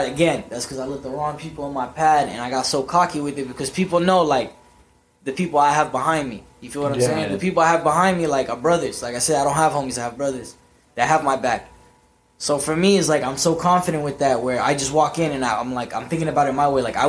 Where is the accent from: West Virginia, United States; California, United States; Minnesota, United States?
California, United States; Anaheim; I'm from Anaheim